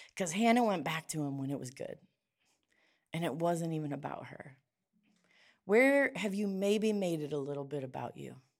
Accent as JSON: {"language": "English", "town": "Perry", "region": "Ohio", "country": "United States", "tie": "born or raised there", "said": "I grew up in Perry and, like, the top of Jackson Avenue"}